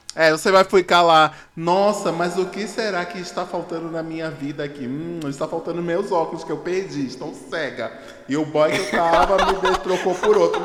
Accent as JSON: {"language": "Portuguese", "town": "Recife", "region": "Pernambuco", "country": "Brazil", "said": "eu sou de Recife"}